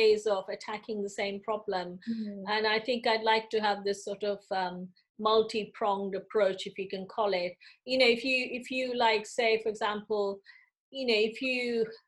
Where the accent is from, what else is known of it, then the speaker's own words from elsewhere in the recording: India; moved away as an adult; now in United Kingdom; I came from India. I didn't study my part one and two in the UK. I did those in India